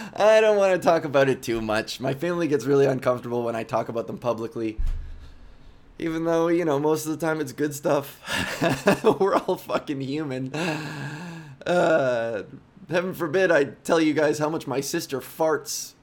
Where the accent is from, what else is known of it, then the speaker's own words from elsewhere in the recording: Whitby, Ontario, Canada; growing up in Whitby, Ontario, suburban Whitby, Ontario, just outside of Toronto